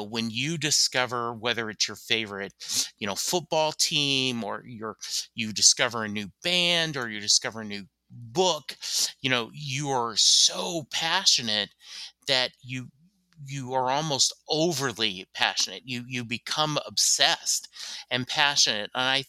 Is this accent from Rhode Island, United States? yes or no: no; Louisiana, United States; born there; also born or lived in Germany; I was born in Louisiana. I've lived in the U.S. my whole life, except for like a year in Germany because my dad was stationed there